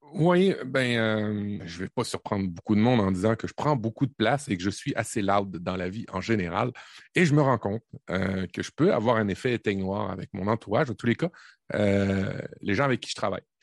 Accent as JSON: {"language": "French", "region": "Normandy", "country": "France", "tie": "born or raised there", "moved": "yes", "lives_now": "Canada", "said": "je suis le Canadien, mais Canadien cliché, je suis né en Normandie"}